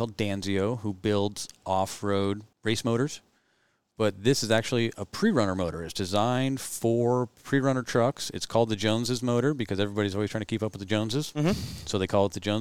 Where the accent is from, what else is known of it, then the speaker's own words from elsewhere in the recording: California, United States; moved away as an adult; I'm from California, moved up here with my wife